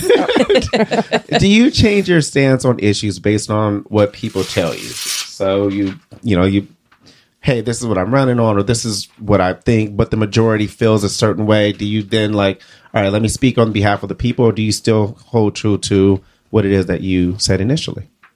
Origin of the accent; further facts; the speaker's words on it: Detroit, Michigan, United States; now in Iowa, United States; growing up in Detroit